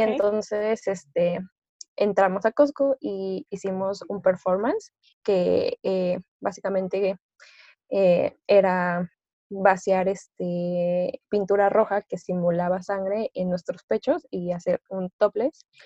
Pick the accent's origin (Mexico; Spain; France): Mexico; Orizaba, Veracruz; moved away as an adult; now in Puebla, Mexico; yo soy de Veracruz, soy de Orizaba, Veracruz, pero actualmente estoy estudiando en Puebla.